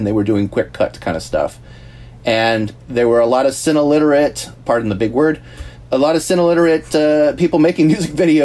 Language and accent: English; the Bay Area, California, United States; I grew up in the Bay Area